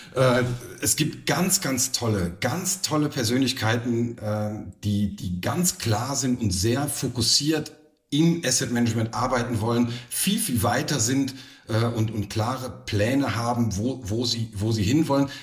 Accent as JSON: {"language": "German", "town": "Cologne", "region": "North Rhine-Westphalia", "country": "Germany", "tie": "born or raised there", "also_born_or_lived": "Saarland / Saarbrücken / Frankfurt", "moved": "as an adult", "lives_now": "Saarburg, Germany", "said": "ich bin gebürtiger Kölner"}